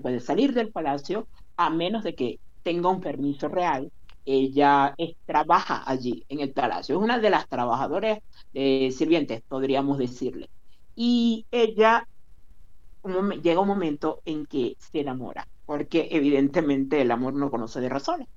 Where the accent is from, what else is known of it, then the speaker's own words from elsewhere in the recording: Maracaibo, Zulia, Venezuela; el país en el que del que yo me origino, es decir, Venezuela, no o en la ciudad de donde soy yo, no que es Maracaibo